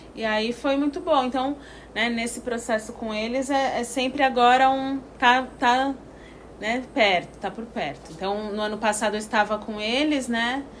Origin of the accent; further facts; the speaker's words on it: Santos, São Paulo, Brazil; moved away as an adult; now in Piracanga, Brazil; sou de Santos, litoral de São Paulo